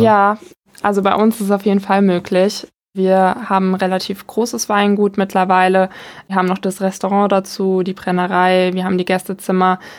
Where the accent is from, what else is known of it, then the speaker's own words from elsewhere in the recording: Wörrstadt, Rhineland-Palatinate, Germany; also born or lived in Bad Kreuznach; Ich komme aus Warstadt.